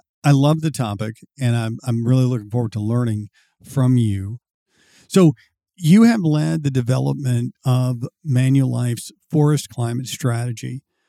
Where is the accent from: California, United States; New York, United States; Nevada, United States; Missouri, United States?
Missouri, United States; I'm from Missouri.